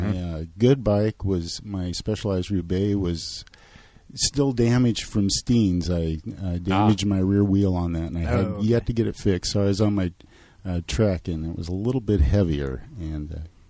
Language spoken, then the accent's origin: English; Milwaukie, Oregon, United States; I'm from Milwaukee, Oregon, or Milwaukee, of course.